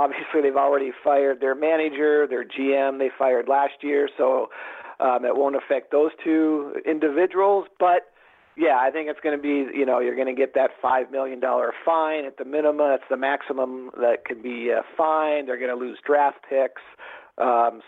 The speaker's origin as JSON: {"language": "English", "town": "Seattle", "region": "Washington", "country": "United States", "said": "I'm from Seattle"}